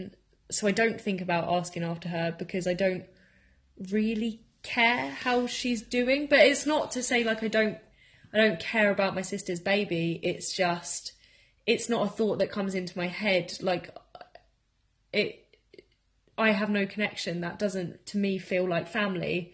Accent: Margate, South East England, United Kingdom; now in Bournemouth, United Kingdom; I also live in Bournemouth and I'm from Margate

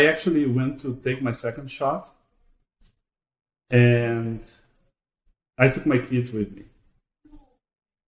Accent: Brazil; moved away; I am originally from Brazil

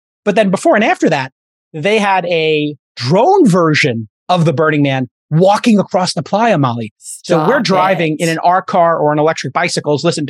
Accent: New York City, New York, United States; I'm a kid from Brooklyn

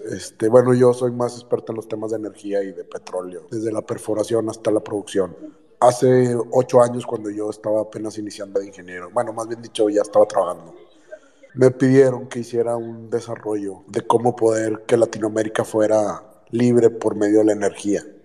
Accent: Mexico; yo soy mexicano

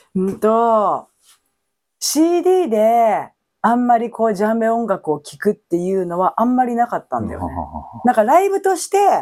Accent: Japan; 日本語を喋ってて、日本で生活してて、日本人と思ってる

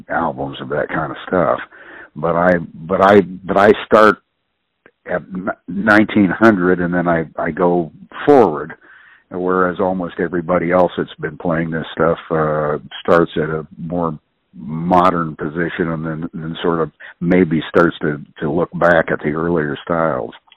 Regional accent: Columbus, Ohio, United States; moved away as an adult; also born or lived in New Orleans; the first time I was seriously away from Columbus

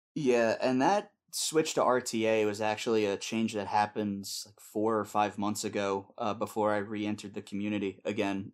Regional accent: Pennsylvania, United States; I am from the United States in, uh, Pennsylvania

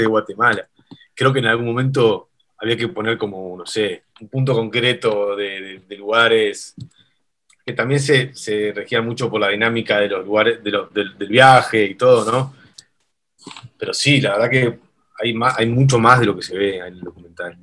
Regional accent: Uruguay; Nosotros en Uruguay somos, somos sudamericanos, pero somos bastante europeos en tradición

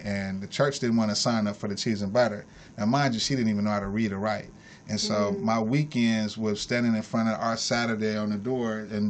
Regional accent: Bay Area, California, United States; I'm from the Bay Area. My grandmother fed the homeless there for 37 years, so I came from that type of origin, Church of God in Christ type of stuff.

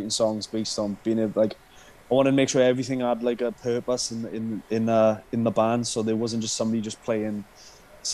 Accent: Oakdale, Wales, United Kingdom; I'm from Oakdale

